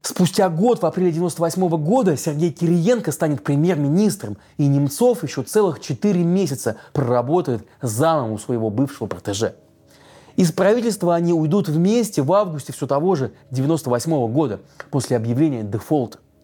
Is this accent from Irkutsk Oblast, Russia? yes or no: no; Neftekamsk, Bashkortostan, Russia; в моем родном городе Нефтекамске